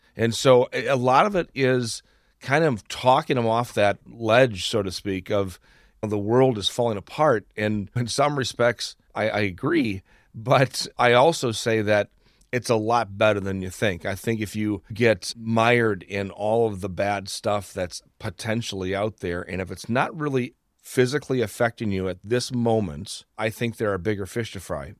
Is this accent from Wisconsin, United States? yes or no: yes; Wisconsin, United States; I'm talking to a fellow Wisconsin.